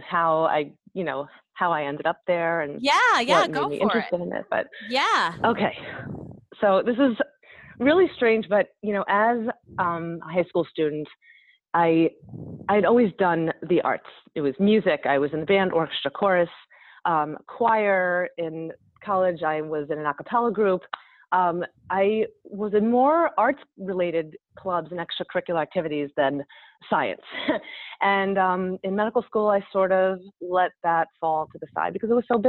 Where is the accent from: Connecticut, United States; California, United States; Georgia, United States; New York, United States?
New York, United States; I'm from Woodman, New York